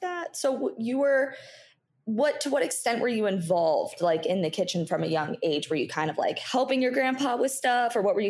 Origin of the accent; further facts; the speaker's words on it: Fort Lauderdale, Florida, United States; I'm from like the Fort Lauderdale area. So around, it's, I don't know if you probably don't know the area at all, but it's a suburb of Fort Lauderdale